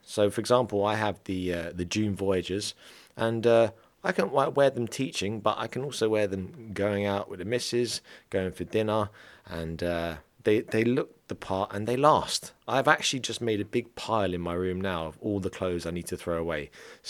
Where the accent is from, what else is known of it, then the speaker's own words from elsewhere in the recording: England, United Kingdom; You know, I'm an English guy and haven't done much dancing apart from when I was drunk when I was younger